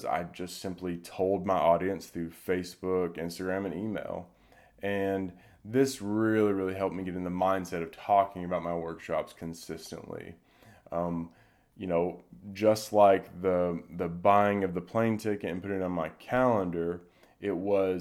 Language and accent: English; Durham, North Carolina, United States; my hometown, Durham, North Carolina